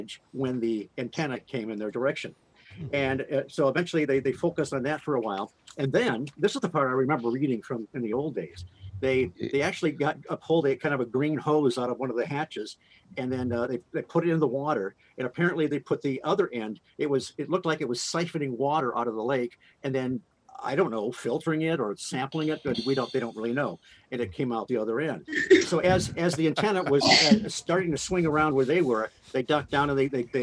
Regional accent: Detroit, Michigan, United States; I grew up in Detroit

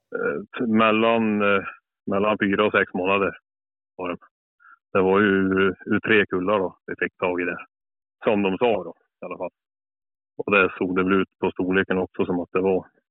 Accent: Brattmon, Värmland, Sweden; Norra Värmland. Här är jag född och uppväxt och bor fortfarande kvar på Brattmon i Värmland

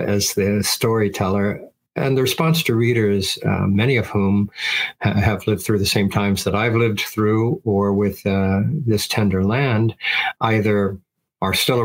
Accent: Midwest, United States; also born or lived in Cascade Mountains, Oregon; I grew up in the Midwest

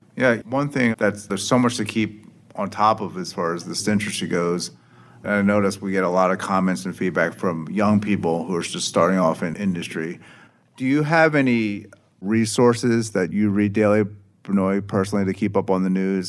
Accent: Philadelphia, Pennsylvania, United States; I'm personally from Philadelphia

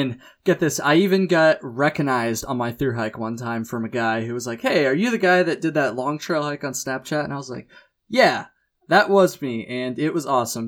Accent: United States; I'm an American

